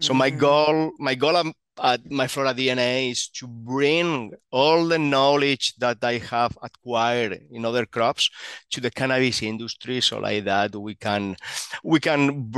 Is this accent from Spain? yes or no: yes; Spain; So let me start about my origins. I'm actually from Spain.